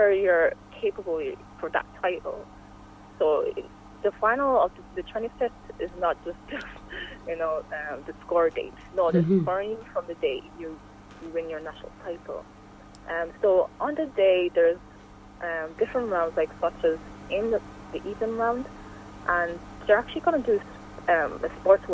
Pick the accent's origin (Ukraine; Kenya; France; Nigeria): Nigeria; now in Ireland; originally I am from Nigeria